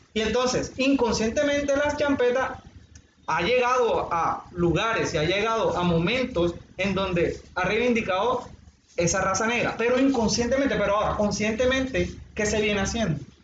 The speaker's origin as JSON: {"language": "Spanish", "town": "Cartagena", "region": "Bolívar", "country": "Colombia", "said": "somos todos los cartageneros"}